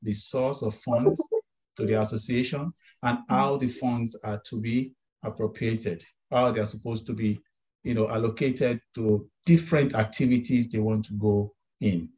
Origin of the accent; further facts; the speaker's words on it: Nigeria; I'm from Nigeria